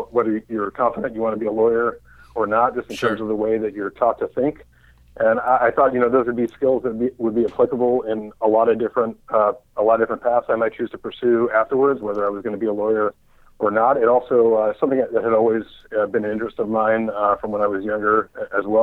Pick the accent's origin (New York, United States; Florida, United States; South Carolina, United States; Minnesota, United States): New York, United States; New York City; also born or lived in Boston; I grew up in New York City, in Queens specifically, and have lived in and around New York City for most of my life.